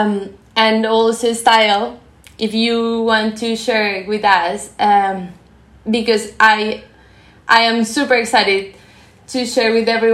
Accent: Colombia; moved away as an adult; now in Japan; I'm from Colombia

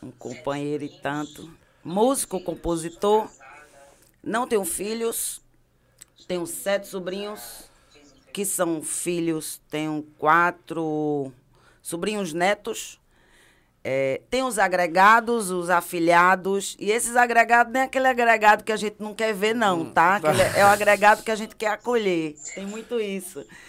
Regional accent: Recife, Pernambuco, Brazil; also born or lived in Canela, Rio Grande do Sul; nasci em Canela, mas vim para Recife com quase quatro anos de idade. Então, sou pernambucana

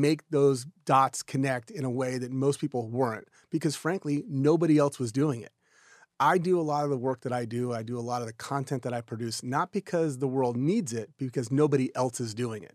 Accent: Houston, Texas, United States; also born or lived in Austin, Texas; So I'm from Houston originally, Houston, Texas

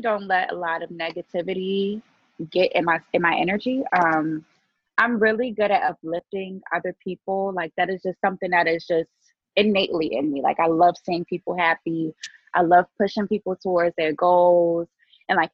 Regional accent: Baltimore, Maryland, United States; I'm from Baltimore. A lot of people don't know that. They think I'm like from New York or no, I work a lot in New York, but I'm actually from Baltimore.

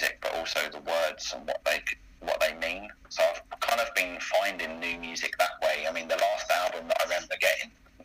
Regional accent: Greenford, London, United Kingdom; I'm originally from Greenford in Middlesex.

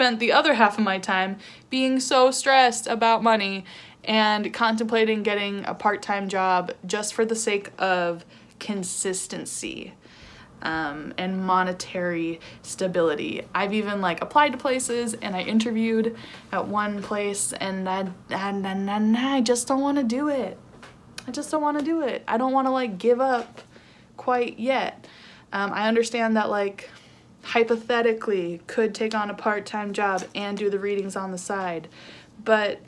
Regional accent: California, United States; moved away as an adult; also born or lived in New York / Arizona; I moved from New York back home to California

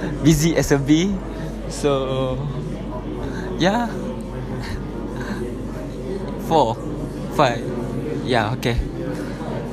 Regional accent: Batu Pahat, Johor, Malaysia; English is a second language; I'm come from Batu Pahat, Johor.

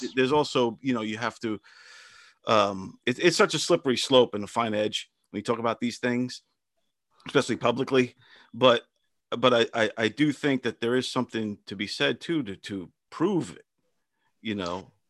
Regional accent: Brentwood, New York, United States; I grew up in Brentwood, Long Island

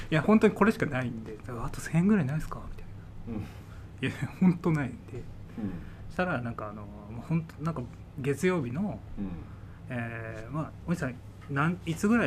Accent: Kyushu, Japan; moved away; あ九州です

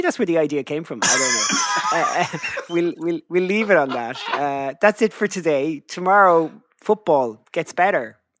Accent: Ireland; we as Irish football fans remember Euro 88 so fondly

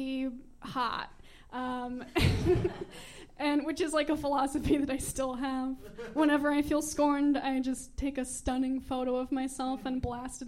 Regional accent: San Antonio, Texas, United States; moved away as an adult; also born or lived in Austin; I went to an all-girls Catholic high school, Incarnate Word

